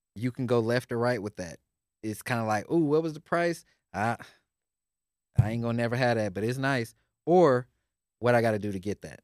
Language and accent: English; Houston, Texas, United States; I grew up in Houston